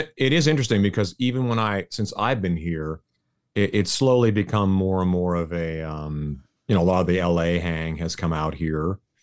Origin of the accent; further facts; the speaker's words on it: Canada; now in Las Vegas, United States; I'm Canadian